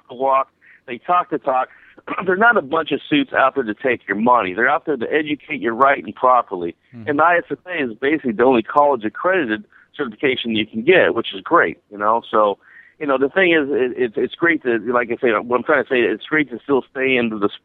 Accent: Akron, Ohio, United States; I'm an Akron boy. I'm from Akron, Ohio.

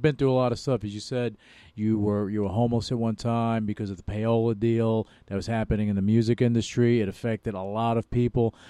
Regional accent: New York, United States; moved away; New York, a uh, New York uh, born and bred. But I lived all over the world

